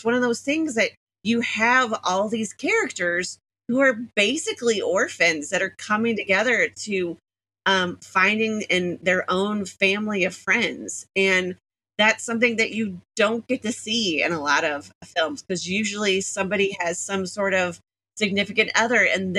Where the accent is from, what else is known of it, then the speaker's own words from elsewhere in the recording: Missouri, United States; Missouri, which is my home state.